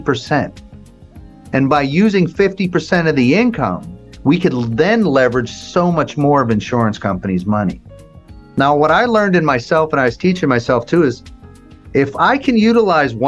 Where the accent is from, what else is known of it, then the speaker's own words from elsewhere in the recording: Las Vegas, Nevada, United States; I'm from Vegas